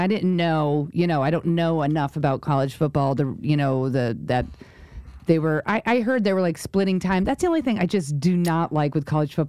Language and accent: English; United States; moved away; also born or lived in Rhode Island; I grew up in New York and then Rhode Island.